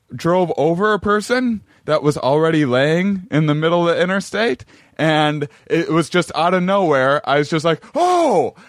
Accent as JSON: {"language": "English", "town": "La Crosse", "region": "Wisconsin", "country": "United States", "tie": "born or raised there", "said": "Lacrosse, Wisconsin, my hometown"}